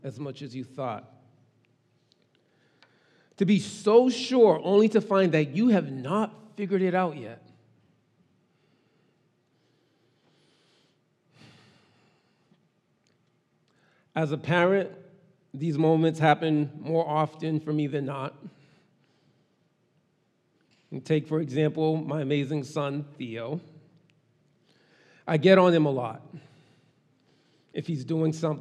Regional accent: Boston, Massachusetts, United States; first language Haitian Creole and English; also born or lived in Brockton / Haiti (parents); I was born and raised in Boston

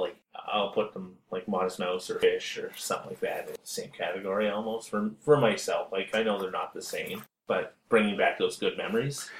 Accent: East Coast, Canada; growing up on the East Coast

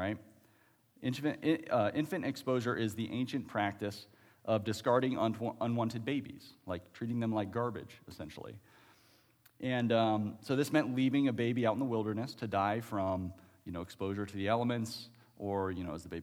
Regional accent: Ohio, United States; moved away; I was originally from Ohio

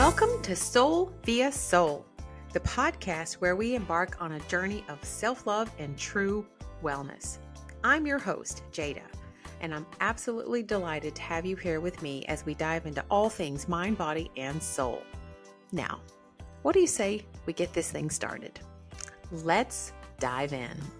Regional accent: Georgia, United States; Growing up in the South, the deep South, Georgia

